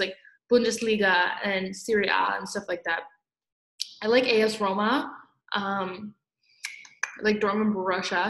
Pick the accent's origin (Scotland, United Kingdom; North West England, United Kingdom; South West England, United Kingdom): Scotland, United Kingdom; now in Toronto, Canada; I'm Scottish